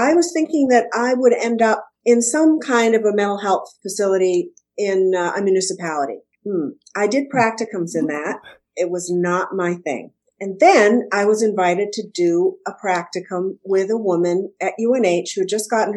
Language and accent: English; Waterville, Maine, United States; also born or lived in Boston, Massachusetts / Portland, Maine; I'm a Maine gal. I grew up in Waterville